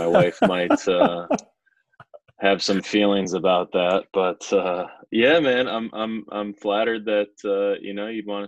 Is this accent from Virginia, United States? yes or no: no; Ogdensburg, New York, United States; growing up in Ogdensburg